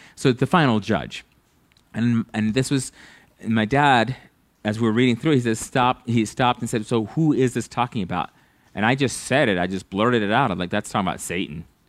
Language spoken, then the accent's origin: English; United States; As an American